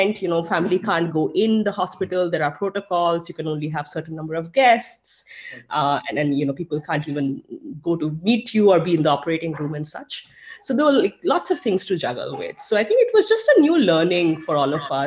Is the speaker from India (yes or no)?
yes; India; now in United States; I'm from India, my family is in India